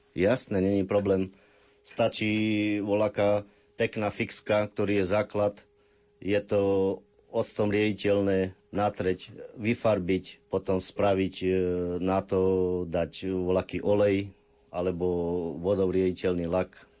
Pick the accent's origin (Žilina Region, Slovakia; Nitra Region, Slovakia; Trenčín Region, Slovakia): Trenčín Region, Slovakia; Pravenec; pochádzam z Pravenca